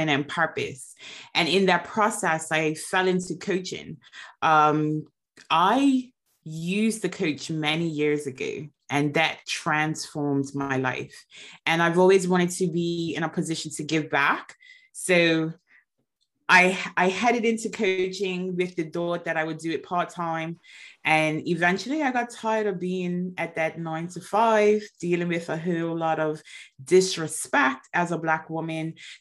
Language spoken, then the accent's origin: English; Bermuda; now in United Kingdom; I am originally from Bermuda. I am currently living in the UK